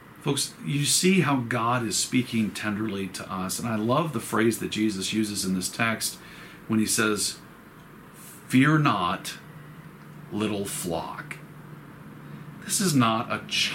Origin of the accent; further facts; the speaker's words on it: Roswell, United States; when I grew up in Roswell, there was honeysuckle growing in the backyard